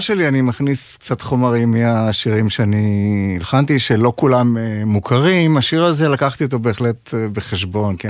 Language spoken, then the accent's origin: Hebrew; Ma'anit, Haifa District, Israel; הם התחילו בקיבוץ מענית, אה, שם נולדתי, שם גדלתי